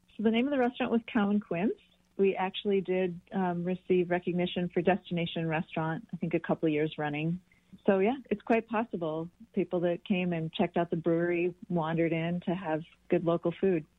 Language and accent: English; Wisconsin, United States; also born or lived in Green County, Wisconsin; I was born in Wisconsin, moved back here to Greene County. I've been here for 10 years